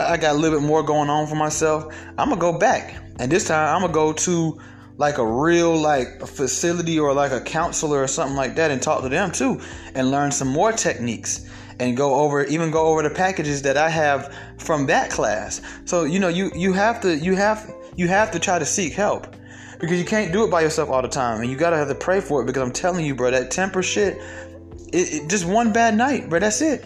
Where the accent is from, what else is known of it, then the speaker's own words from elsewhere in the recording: Atlanta, Georgia, United States; I'm from Atlanta